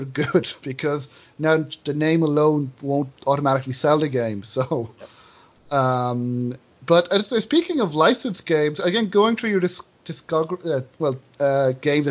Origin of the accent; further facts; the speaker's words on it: Ireland; I'm from Ireland